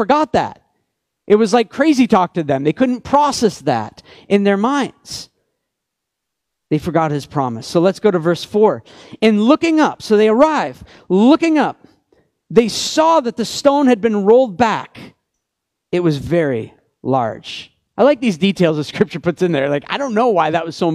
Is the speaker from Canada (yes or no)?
yes; Canada; I'm Canadian